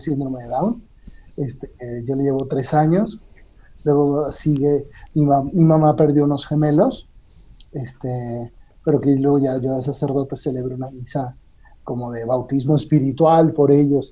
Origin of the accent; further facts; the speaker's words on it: Caracas, Capital District, Venezuela; moved away as an adult; also born or lived in Rome, Italy; now in Mexico City, Mexico; Yo soy, yo nací en Caracas, mm. Venezuela